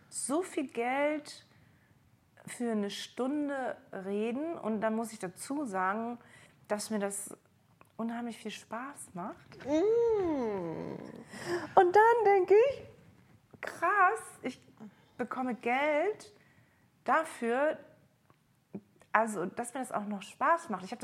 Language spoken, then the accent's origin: German; East Germany, Germany; kann sein, ich bin in der DDR aufgewachsen, irgendwas geht da auch noch mit meinem Mann.